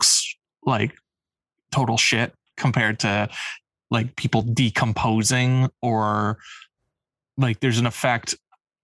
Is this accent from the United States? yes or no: no; Canada; us being Canadian